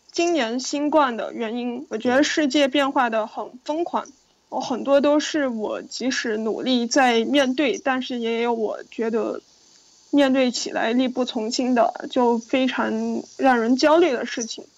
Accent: Yunnan, China; moved away as an adult; also born or lived in New York, United States; now in Beijing, China; 因为我从小在云南长大

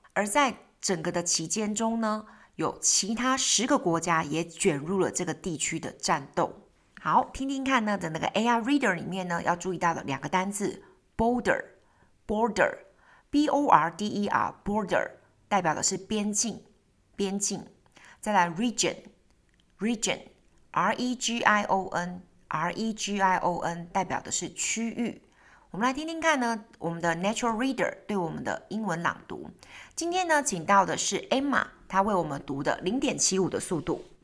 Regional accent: Taiwan; 巴黎我们台湾人可能只知道巴黎莱雅吗

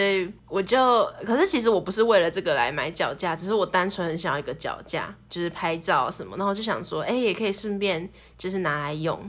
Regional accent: Taipei, Taiwan; moved away as an adult; 我们这一群台北来的

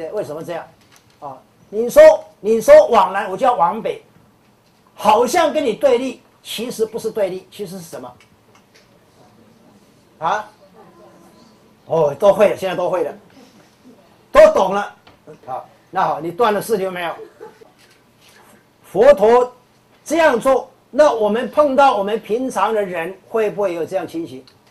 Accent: China; 啊，所以我们中国人用的很好，叫心猿意马嘛，对不对？

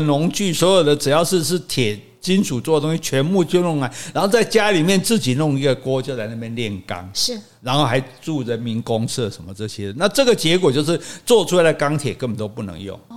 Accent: Taiwan; 我们台湾人

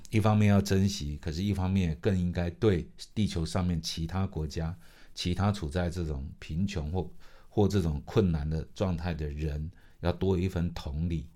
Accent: Penghu County, Taiwan; 因为我是澎湖人嘛，哈，对。所以在澎湖长大的过程中

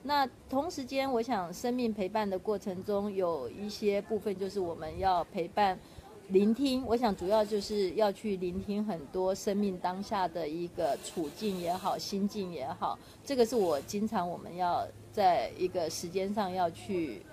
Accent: Tainan, Taiwan; moved away as an adult; now in Hsinchu, Taiwan; 包括回到我的故乡，台南也是一个选项

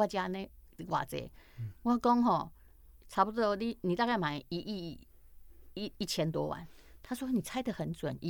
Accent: Taiwan; 自己我们台湾人自己写，

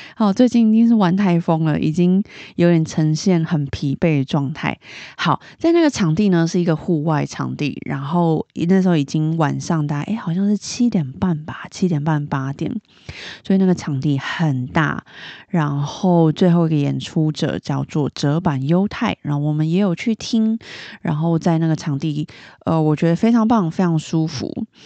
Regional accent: Taipei, Taiwan; 我是台北人嘛，我在台北吃到的意面

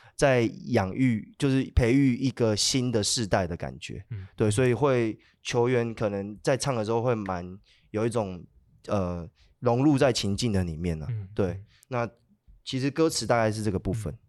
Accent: Hualien, Hualien County, Taiwan; 因为我是，我是花莲人，那我自己跟莫展跟一些老舍的，就是花莲的一些音乐人，就有些都是高中就认识

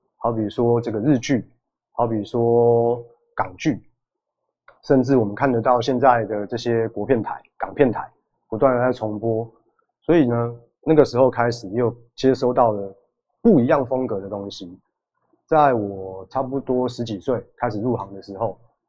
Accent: Taiwan; 我们台湾人，我们同样都是属于亚洲亚洲人，而且都是东方人

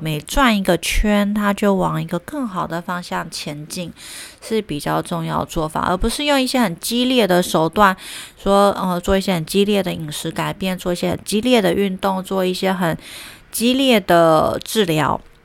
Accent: Taiwan; moved away; also born or lived in Germany; 我刚回来台湾工作

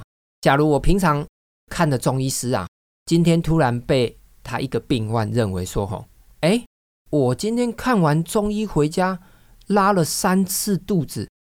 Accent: Taiwan; 其实我们台湾人民的水准哈，真的是这个越来越好了哈。

